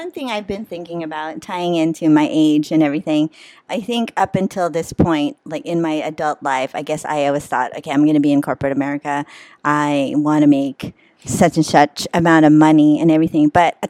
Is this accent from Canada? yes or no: no; Philippines; I do look 59. I'm Filipino.